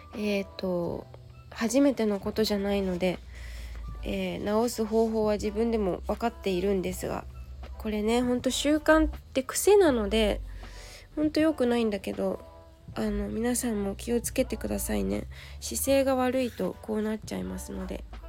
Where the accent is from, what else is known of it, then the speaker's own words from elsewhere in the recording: Yokohama, Kanagawa, Japan; 地元の横浜高校